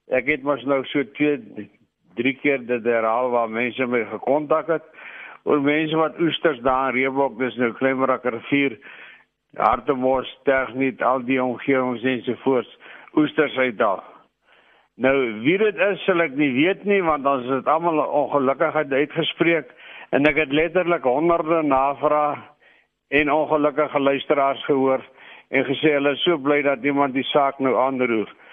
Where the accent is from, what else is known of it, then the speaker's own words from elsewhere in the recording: Klein Brak River, Western Cape, South Africa; ek het as kind in Kleinwrak rivier omgewing groot geword